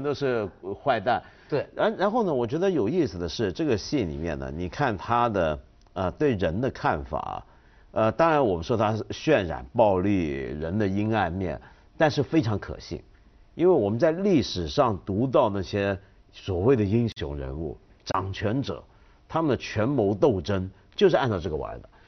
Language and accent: Chinese; China; 我们中国人